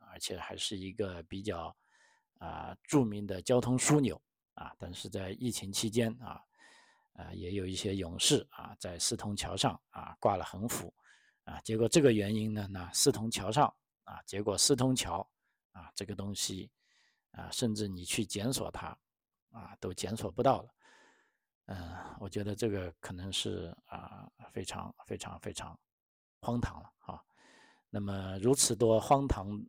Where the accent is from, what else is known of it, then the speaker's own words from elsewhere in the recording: China; moved away; 作为中国人